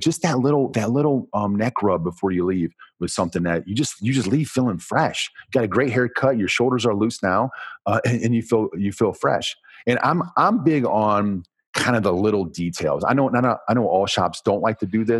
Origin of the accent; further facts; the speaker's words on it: United States; I'm from America